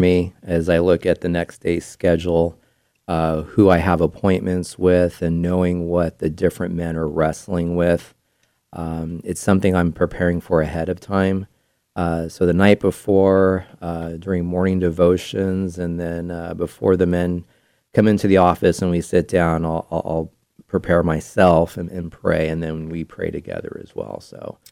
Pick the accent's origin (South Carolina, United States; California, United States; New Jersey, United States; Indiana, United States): California, United States; Bay Area; moved away as an adult; now in Placer County, United States; I grew up in the Bay Area